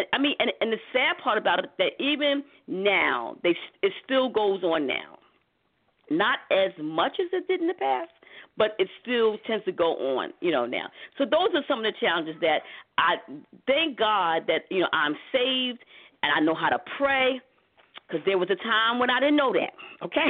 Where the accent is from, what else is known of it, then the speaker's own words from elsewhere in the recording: New York City, New York, United States; me growing up in Harlem